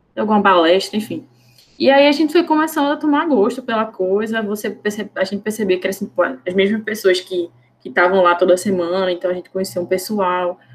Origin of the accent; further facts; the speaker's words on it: Recife, Pernambuco, Brazil; eu sou daqui de Recife